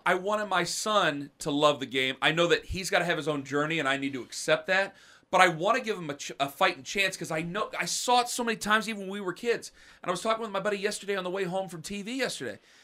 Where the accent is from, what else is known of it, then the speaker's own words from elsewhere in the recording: Canton, Ohio, United States; moved away as an adult; now in Cleveland, United States; I'm from Canton. My boys were born in Cleveland, I live in Cleveland